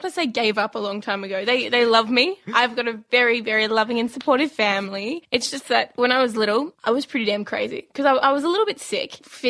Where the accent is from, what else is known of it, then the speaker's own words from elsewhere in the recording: Victoria, Australia; My mum and dad, we were in Queensland. We're from Victoria, so Queensland's a long way away.